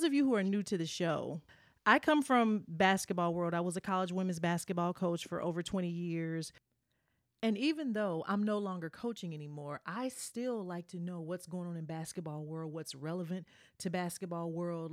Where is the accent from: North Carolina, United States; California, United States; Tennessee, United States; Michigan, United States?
Tennessee, United States; moved away; also born or lived in New York; being a Southern girl, I'm from Tennessee